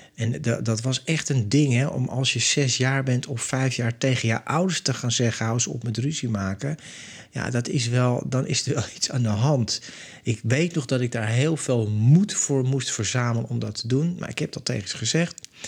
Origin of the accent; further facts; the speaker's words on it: Amsterdam, North Holland, Netherlands; now in Zandvoort, Netherlands; Ik ben opgegroeid in Amsterdam. Ik woon nu in Zandvoort.